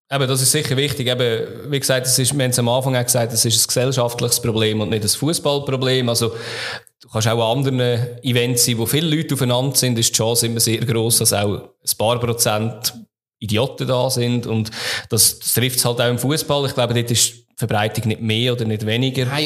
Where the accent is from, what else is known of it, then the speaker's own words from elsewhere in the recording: St. Gallen, Switzerland; wenn ich als St. Galler in Luzern bin, werde ich auch immer als Scheiß St. Galler bezeichnet.